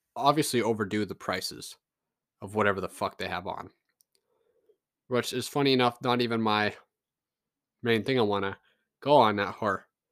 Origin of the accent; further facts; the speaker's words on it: Canada; I'm a Canadian